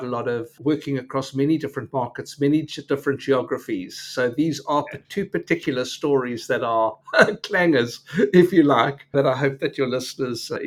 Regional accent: Port Elizabeth, Eastern Cape, South Africa; I come from Port Elizabeth, now Qabeja

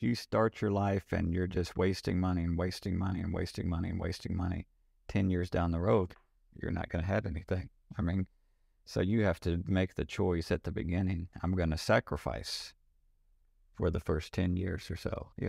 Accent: Kentucky, United States; I grew up in Kentucky. Didn't have a lot growing up, so kind of muddled our way through.

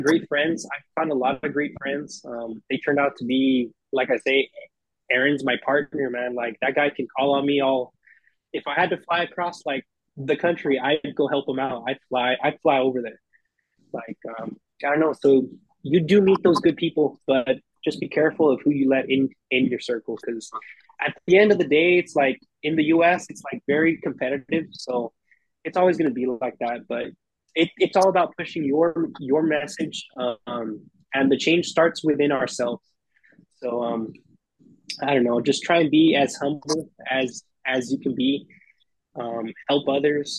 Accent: Texas, United States; I grew up a certain way. I'm from Texas

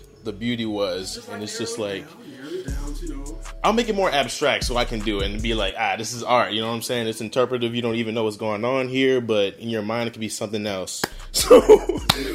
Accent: New Orleans, Louisiana, United States; I'm from New Orleans

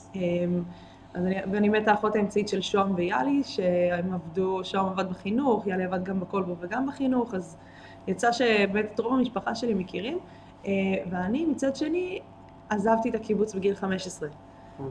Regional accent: Israel; הקיבוץ באמת היה מאוד מאוד מאוד דל בילדים, בתקופה כן. שאנחנו גדלנו בה

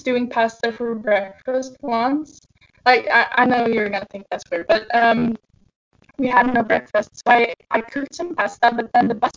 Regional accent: Sweden; I'm from Sweden

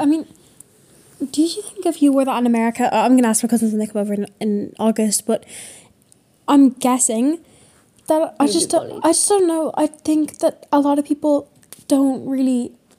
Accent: Ireland

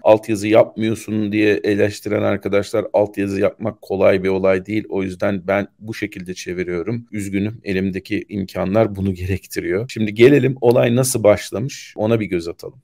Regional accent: Turkey; Biz Orta Doğulu değiliz. Biz aslında Türk'üz

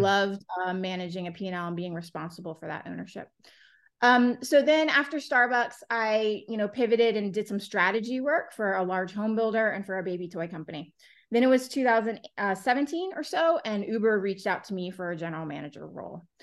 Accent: Florida, United States; moved away; I'm from Florida originally

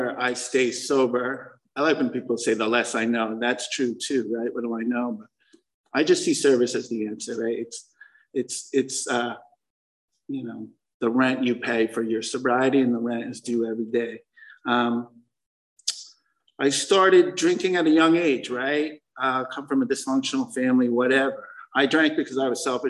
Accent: Connecticut, United States; moved away as an adult; also born or lived in New York City; I moved to New York City from Connecticut

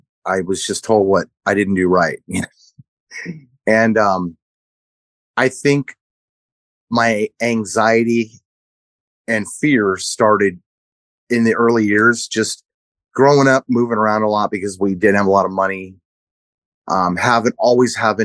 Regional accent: Orange County, California, United States; also born or lived in Big Island, Hawaii; I grew up in Orange County. We moved to Orange County when I was 3 and a half, maybe

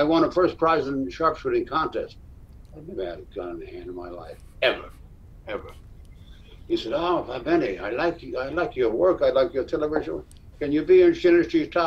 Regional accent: Miami, Florida, United States; moved away as an adult; also born or lived in New York; I was raised in Miami, Florida, so I was about 10 years old, and then I graduated university in Miami, and then I went to New York

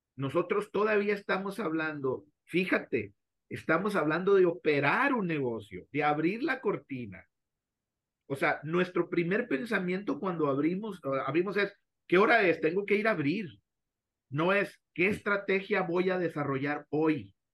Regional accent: Mexico; como directivos mexicanos

